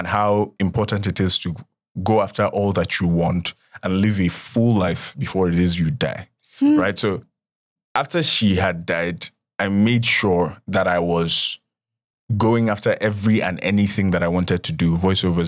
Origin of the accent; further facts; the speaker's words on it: Nigeria; as a Nigerian child